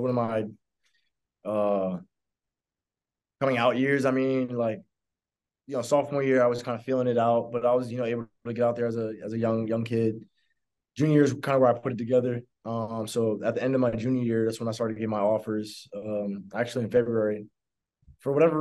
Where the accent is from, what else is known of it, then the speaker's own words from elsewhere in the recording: New Jersey, United States; I'm from New Jersey, you know, smaller state